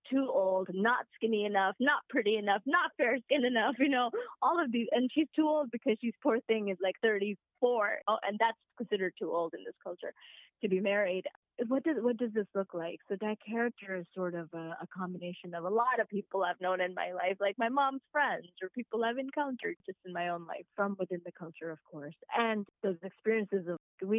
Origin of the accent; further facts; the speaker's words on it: Mississippi, United States; moved away as an adult; also born or lived in Saudi Arabia; now in New York City, United States; When I was younger, we moved to Mississippi.